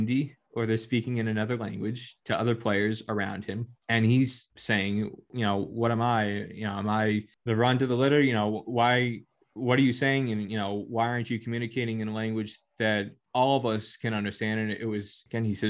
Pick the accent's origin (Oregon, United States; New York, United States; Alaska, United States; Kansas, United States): Kansas, United States; born or raised there; also born or lived in Connecticut